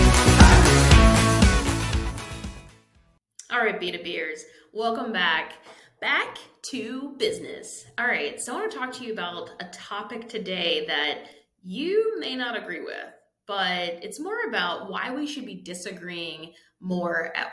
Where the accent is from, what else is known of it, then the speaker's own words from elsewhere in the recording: Pittsburgh, Pennsylvania, United States; I'm from Pittsburgh area